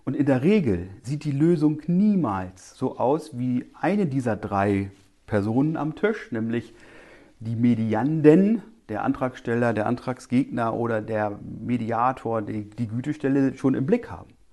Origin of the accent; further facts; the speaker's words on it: eastern Lower Saxony, Germany; ich komme aus dem Osten Niedersachsens